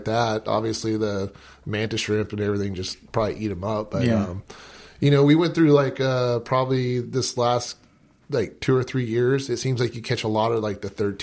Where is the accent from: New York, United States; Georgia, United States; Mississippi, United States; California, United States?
California, United States; San Diego; I'm born and raised in San Diego